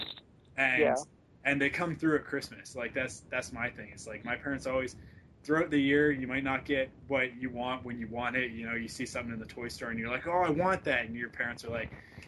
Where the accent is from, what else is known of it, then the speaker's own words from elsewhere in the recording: West Coast, Vancouver, British Columbia, Canada; now in Vancouver, Canada; I'm from the West Coast. We don't talk like that on the West Coast.